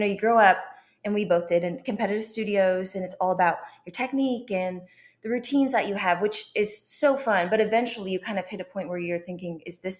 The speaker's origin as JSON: {"language": "English", "town": "Columbia", "region": "Missouri", "country": "United States", "tie": "born or raised there", "also_born_or_lived": "London", "moved": "as an adult", "lives_now": "Dallas, United States", "said": "So I grew up in Columbia. My family was a big-time Mizzou family."}